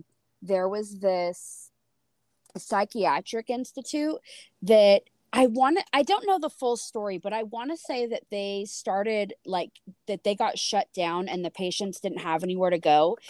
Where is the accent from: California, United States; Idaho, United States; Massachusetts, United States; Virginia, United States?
California, United States; because I'm in California, or I grew up in California near Folsom